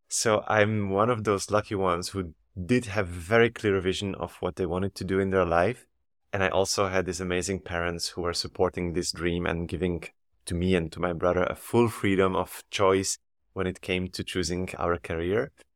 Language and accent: English; Slovakia; moved away as an adult; now in Antwerp, Belgium; I was born in Slovakia and raised, and I did all my studies in Slovakia.